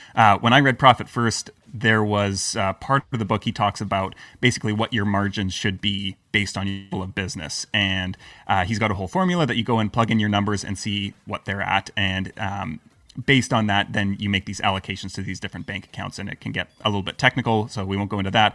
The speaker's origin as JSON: {"language": "English", "country": "Canada", "also_born_or_lived": "Croatia / Lisbon / United Kingdom", "moved": "yes", "lives_now": "Serbia", "said": "I'm Canadian."}